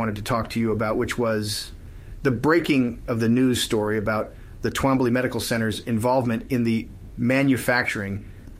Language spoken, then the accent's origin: English; Richmond, Virginia, United States; Well, fellas, I grew up in Richmond, Virginia, and spent a lot of time in the woods around there.